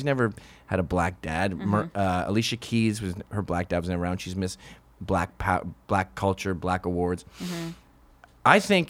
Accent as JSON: {"language": "English", "country": "Canada", "said": "Yeah, we do it as Canadians."}